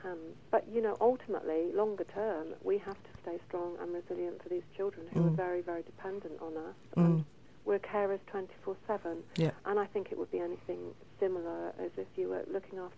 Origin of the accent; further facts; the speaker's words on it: England, United Kingdom; I'm English.